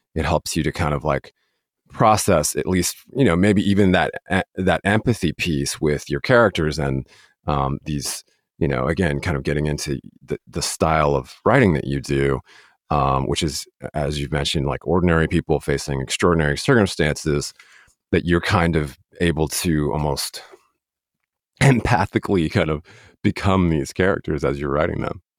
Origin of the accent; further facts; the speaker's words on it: Denver, Colorado, United States; I'm actually from Denver, Colorado